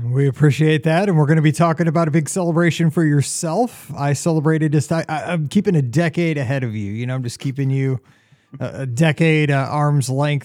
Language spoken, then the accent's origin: English; Missouri, United States; I'm from Missouri